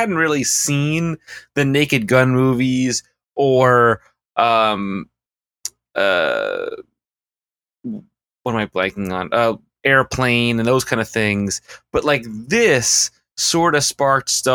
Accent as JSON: {"language": "English", "region": "New York", "country": "United States", "said": "we're Americans and we're New Yorkers"}